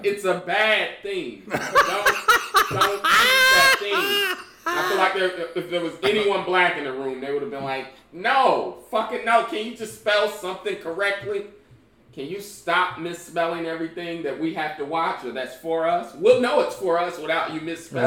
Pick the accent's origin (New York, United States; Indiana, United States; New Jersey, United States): Indiana, United States; Indianapolis; moved away; also born or lived in Georgia / South Florida; I'm from Indianapolis. You know, originally